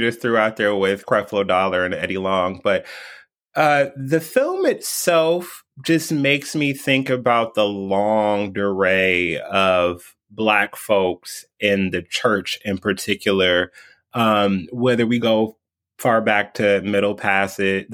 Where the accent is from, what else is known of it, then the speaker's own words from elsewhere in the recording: Detroit, Michigan, United States; moved away as an adult; also born or lived in East Coast; born and raised in Detroit, left for 15 years